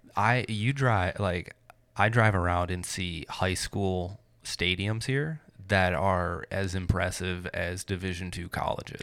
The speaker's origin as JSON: {"language": "English", "region": "Michigan", "country": "United States", "tie": "born or raised there", "said": "I grew up in Michigan"}